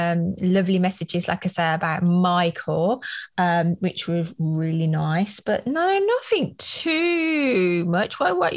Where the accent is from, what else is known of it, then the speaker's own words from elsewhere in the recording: Australia; Oh, James, as soon as he could become an Australian, he was an Australian and the kids are Australian. So I'm Australian.